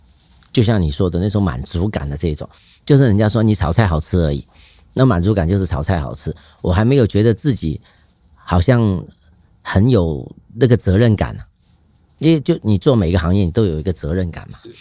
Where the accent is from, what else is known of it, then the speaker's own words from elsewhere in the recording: Hong Kong; 就像你很喜欢，我们香港人喜欢踢足球啊，干什么？